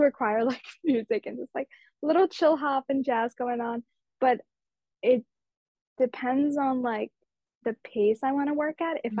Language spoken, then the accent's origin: English; Mumbai, Maharashtra, India; moved away; these festivals and cultures I grew up around in Mumbai